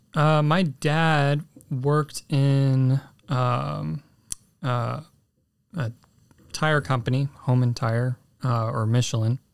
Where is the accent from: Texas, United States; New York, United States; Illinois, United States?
Texas, United States; San Antonio; San Antonio, Texas. Um, born in nineteen ninety